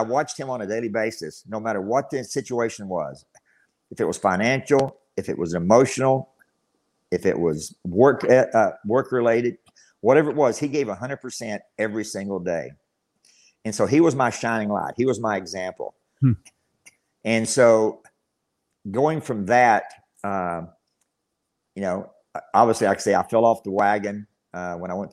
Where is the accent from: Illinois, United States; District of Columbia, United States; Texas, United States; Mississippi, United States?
Texas, United States; Abilene; I've spent all my life in Abilene, Texas